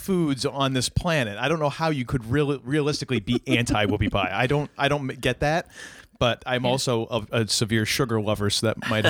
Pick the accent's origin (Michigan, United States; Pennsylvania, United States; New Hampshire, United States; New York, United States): New Hampshire, United States; now in Maine, United States; I'm from away, you know, I'm from New Hampshire, or as I like to call it, you know, the right side up Vermont.